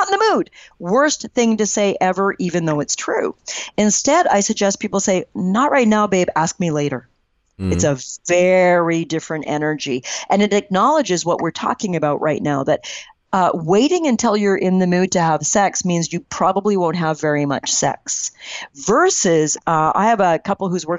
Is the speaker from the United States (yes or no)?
no; Canada; I'm Canadian